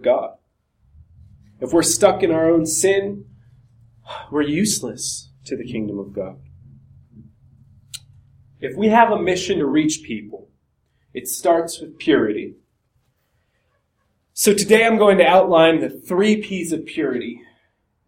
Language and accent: English; Montana, United States; I'm from Montana